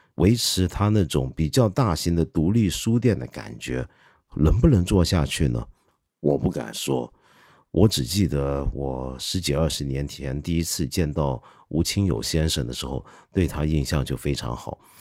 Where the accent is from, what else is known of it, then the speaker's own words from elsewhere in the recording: China; 包括我们中国人